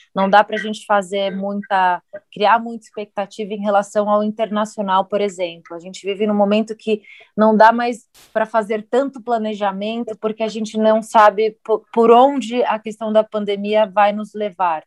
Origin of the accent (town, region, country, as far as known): Brazil